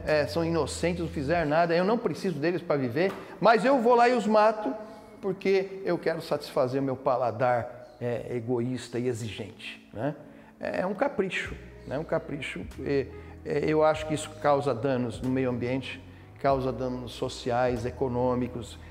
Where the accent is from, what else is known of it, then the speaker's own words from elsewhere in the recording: Brazil; nós somos brasileiros